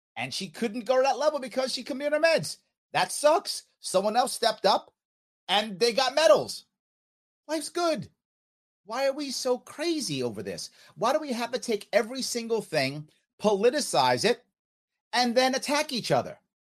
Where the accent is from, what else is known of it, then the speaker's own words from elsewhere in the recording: United States; I'm American